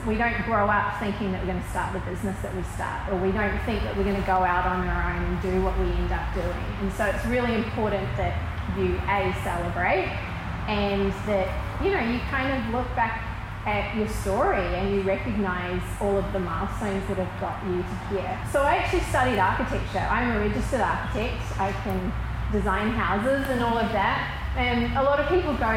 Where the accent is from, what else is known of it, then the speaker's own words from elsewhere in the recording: New Zealand; moved away as an adult; also born or lived in Sydney, Australia / Melbourne, Australia; now in Newcastle, Australia; I grew up in New Zealand and then moved here 20 years ago.